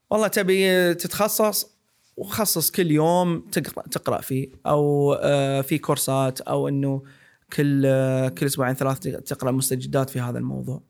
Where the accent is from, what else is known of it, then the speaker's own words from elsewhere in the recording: Saudi Arabia; كسعوديين وكناس المنطقه